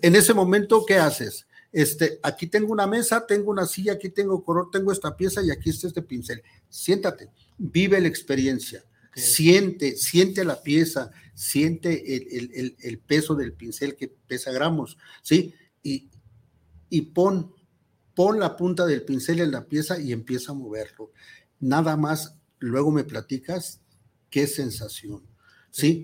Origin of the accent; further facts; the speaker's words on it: Tonalá, Jalisco, Mexico; nacimos en Tonalá